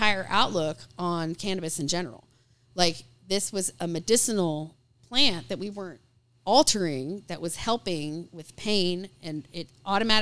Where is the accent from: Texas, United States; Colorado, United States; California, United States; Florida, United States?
Texas, United States; Austin; now in Raleigh, United States; I grew up in Austin, Texas, and it was a big deal down there